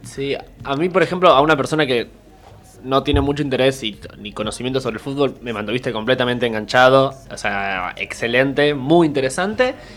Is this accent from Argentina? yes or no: yes; Argentina; acá en Argentina